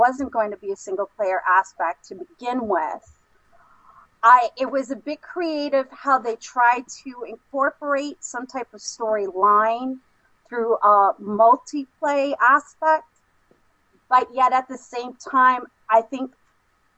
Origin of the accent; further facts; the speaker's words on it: New York City, New York, United States; now in upstate New York, United States; I was actually born and raised in Brooklyn, but now I live in upstate New York.